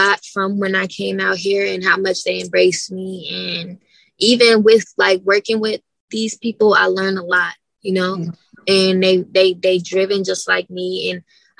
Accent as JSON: {"language": "English", "town": "Las Vegas", "region": "Nevada", "country": "United States", "tie": "born or raised there", "said": "I grew up in a rough area"}